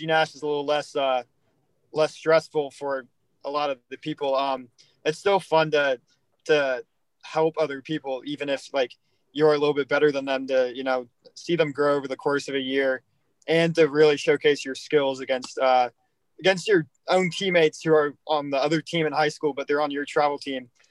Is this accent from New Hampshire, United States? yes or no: yes; New Hampshire, United States; moved away; I was born in New Hampshire